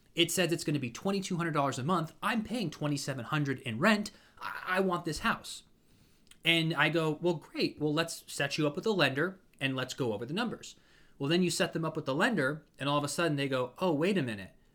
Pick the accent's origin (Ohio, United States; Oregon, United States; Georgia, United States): Ohio, United States; Ashtabula; now in Orlando, United States; where I grew up in Ashtabula